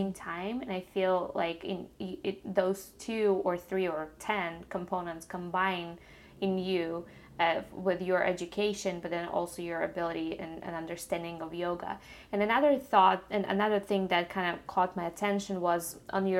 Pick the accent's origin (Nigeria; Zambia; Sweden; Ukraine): Ukraine; moved away; I grew up in Ukraine